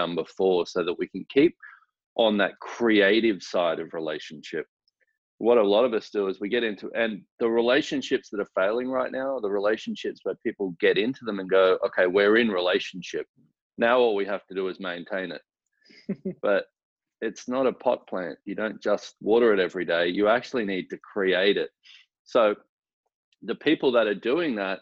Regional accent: Australia; now in Houston, United States; I am originally from Australia

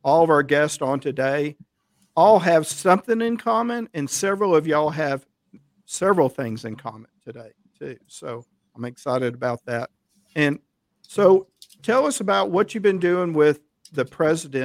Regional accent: Fort Worth, Texas, United States; also born or lived in Richland Hills, Texas / Denton, Texas; I grew up in Fort Worth also

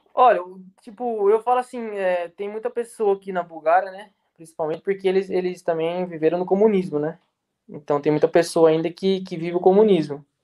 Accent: Brazil; moved away; sou brasileiro

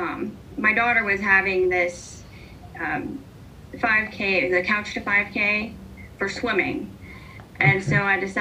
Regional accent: Hubbard, Ohio, United States; I am from Hubbard

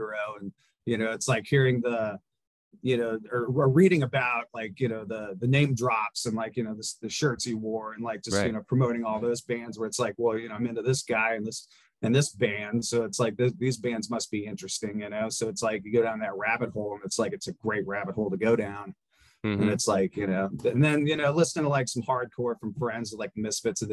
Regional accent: Bend, Oregon, United States; We're from Bend.

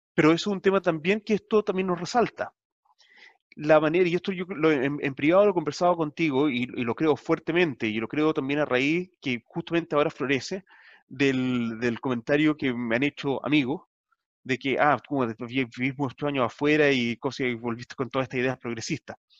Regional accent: Chile; now in New Zealand; como latinoamericano, como chileno

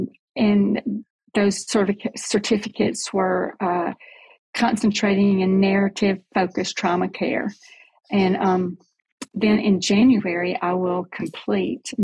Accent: Selma, Alabama, United States; So I grew up in Selma, Alabama.

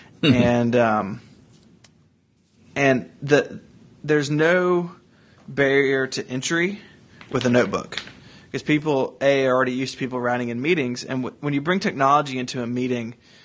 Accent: Tennessee, United States; I'm from Tennessee

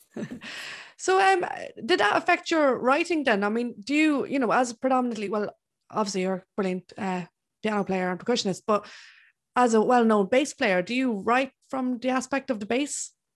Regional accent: Ireland; I'm Irish.

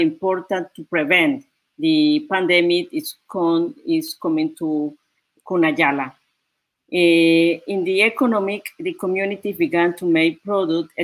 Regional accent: Guna Yala, Panama; English is a second language; from Panama, from Kuna Dule people.

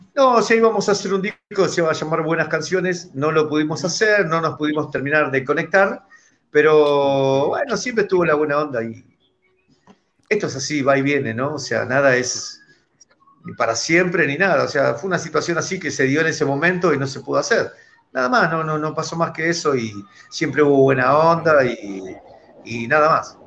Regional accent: Buenos Aires, Argentina; de …, reggae ska de Buenos Aires, Argentina

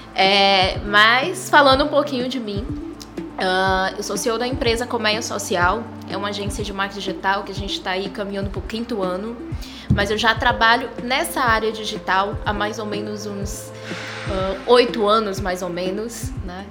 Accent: Ceará, Brazil; a colmeia saiu só da terra aqui do Ceará, somos cearenses por natureza

